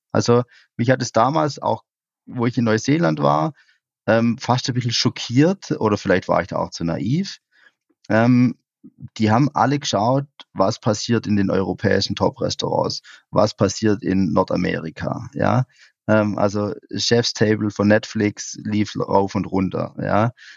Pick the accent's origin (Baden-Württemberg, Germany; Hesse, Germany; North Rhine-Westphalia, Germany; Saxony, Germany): Baden-Württemberg, Germany; Swabian Jura; meine Heimat, die, die Schwäbische Alb